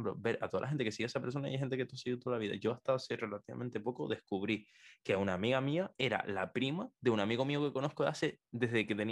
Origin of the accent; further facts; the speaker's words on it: Canary Islands, Spain; accent: Canarian; yo, yo, tengo un acento canario muy neutro, o sea, donde más se me nota son en la pronunciación de las Z y las c